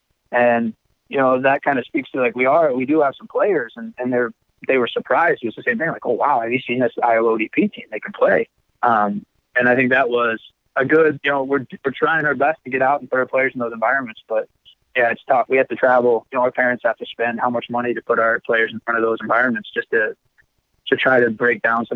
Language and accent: English; Ireland; And I said, "Yeah, I'm from Ireland."